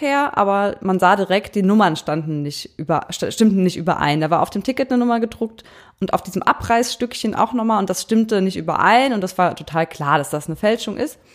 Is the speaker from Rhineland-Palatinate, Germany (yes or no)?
yes; Eifel, Rhineland-Palatinate, Germany; moved away; also born or lived in Cologne; Wir kommen ja aus der Eifel.